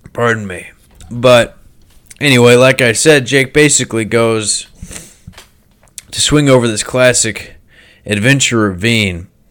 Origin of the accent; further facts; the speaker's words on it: United States; I'm an American